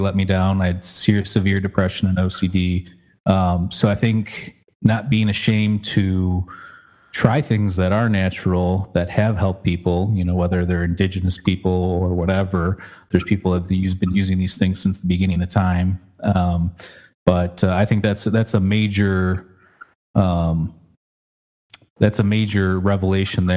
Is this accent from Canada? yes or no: no; Michigan, United States; my home state where I grew up in Michigan